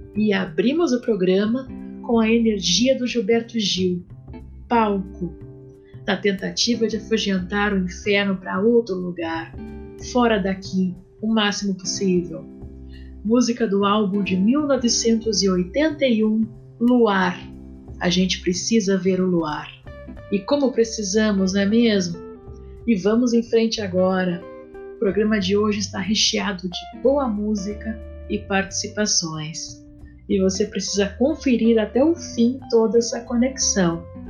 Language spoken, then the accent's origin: Portuguese; Porto Alegre, Rio Grande do Sul, Brazil; da minha terra